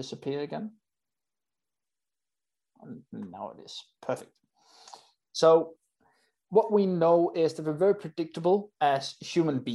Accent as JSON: {"language": "English", "country": "Denmark", "said": "I'm from Denmark"}